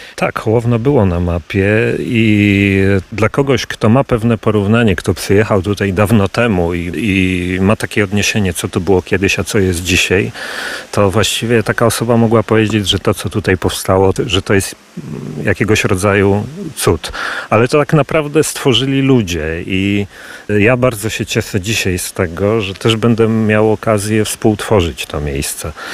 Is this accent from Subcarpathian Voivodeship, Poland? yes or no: no; Warsaw, Masovian Voivodeship, Poland; moved away as an adult; now in Lublin Voivodeship, Poland; Ja urodziłem się w Warszawie, ale teraz tak naprawdę wracam na Lubelszczyznę.